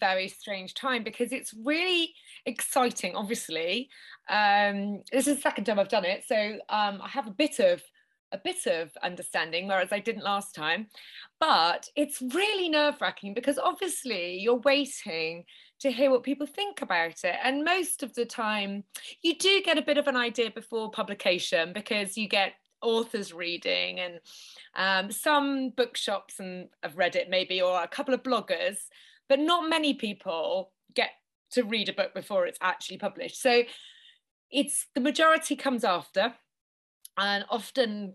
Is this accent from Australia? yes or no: no; Norwich, East of England, United Kingdom; moved away as an adult; also born or lived in Japan; I'm from Norwich in Norfolk